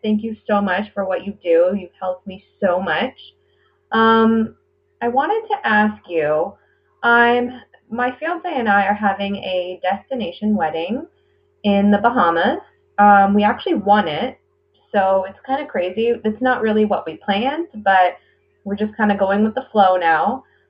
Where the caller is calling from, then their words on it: Ontario, Canada; I am a listener from Ontario, Canada.